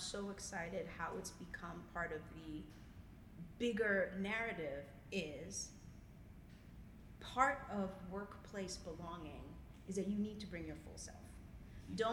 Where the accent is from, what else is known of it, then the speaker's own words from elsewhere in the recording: Zimbabwe; moved away; I'm originally from Zimbabwe.